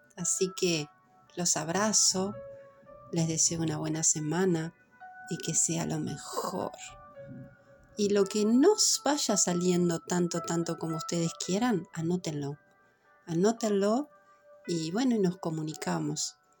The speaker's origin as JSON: {"language": "Spanish", "region": "Montevideo", "country": "Uruguay", "said": "Yo soy de Montevideo, de Uruguay"}